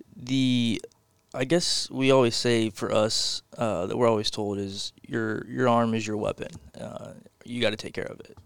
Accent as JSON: {"language": "English", "town": "Porter", "region": "Texas", "country": "United States", "tie": "born or raised there", "said": "I'm from Porter, Texas. It's North Houston."}